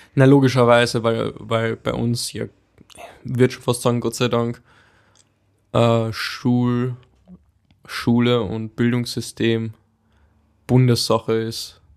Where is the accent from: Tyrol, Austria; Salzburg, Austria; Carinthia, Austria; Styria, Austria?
Carinthia, Austria; bei uns in Voll. Kärnten